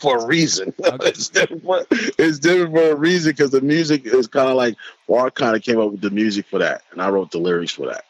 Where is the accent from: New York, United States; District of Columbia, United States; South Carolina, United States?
New York, United States; New York City; I'm from Corona, Queen